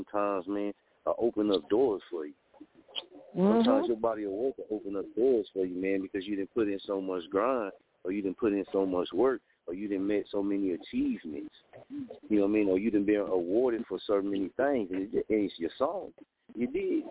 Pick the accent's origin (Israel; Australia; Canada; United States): United States; Muskogee, Oklahoma; moved away as an adult; also born or lived in Wichita, Kansas; I'm from Oklahoma. I'm from Muskogee. So when I moved to Wichita